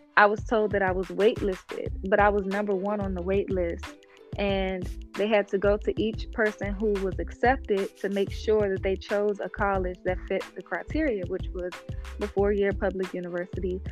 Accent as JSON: {"language": "English", "town": "Washington", "region": "District of Columbia", "country": "United States", "tie": "born or raised there", "said": "my hometown, Washington, D.C."}